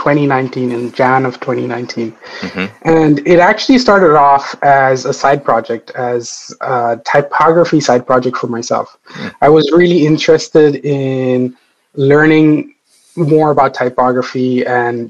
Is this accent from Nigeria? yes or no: no; India; now in Ireland; I come from India, which is very vibrant and wild and chaotic